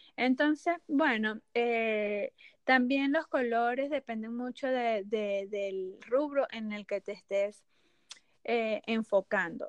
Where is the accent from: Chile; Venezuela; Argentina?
Venezuela; moved away as an adult; also born or lived in Mexico; soy de Venezuela y viví cinco años en México